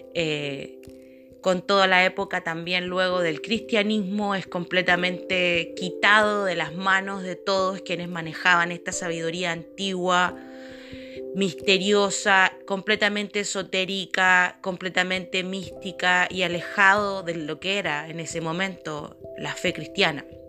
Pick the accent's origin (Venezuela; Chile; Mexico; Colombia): Chile; soy de Chile